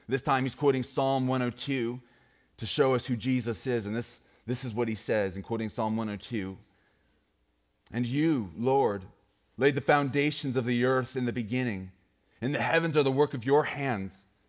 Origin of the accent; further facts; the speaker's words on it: Great Falls, Montana, United States; moved away; I grew up in Great Falls, Montana